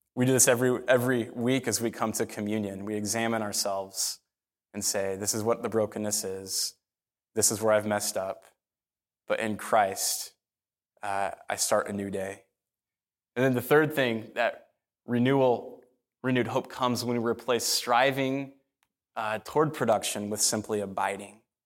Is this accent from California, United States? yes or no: no; Phoenix, Arizona, United States; I grew up in North Phoenix. I'm a North Phoenix kid